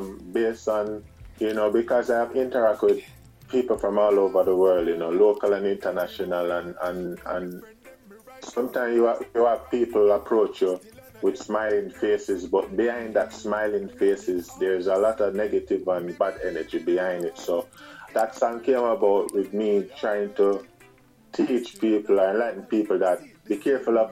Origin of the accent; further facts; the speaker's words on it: Portmore, Saint Catherine, Jamaica; now in St. Thomas, Jamaica; I'm hailing from Portmore, Sunshine City, Portmore, St. Catherine